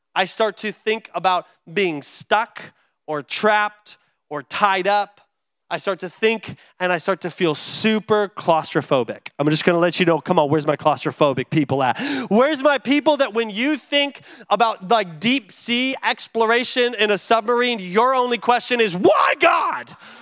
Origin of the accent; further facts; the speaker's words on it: United States; as an American living in America